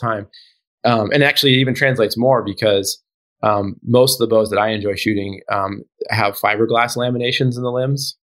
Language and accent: English; Alaska, United States; I grew up in Alaska.